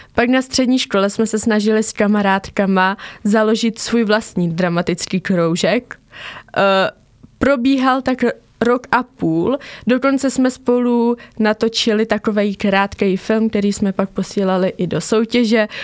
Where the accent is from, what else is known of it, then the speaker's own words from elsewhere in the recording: near Pelhřimov, Vysočina Region, Czechia; also born or lived in Havířov, Moravian-Silesian Region; odstěhovali jsme se na Vysočinu eh, k Pelhřimovu do takové malé vesničky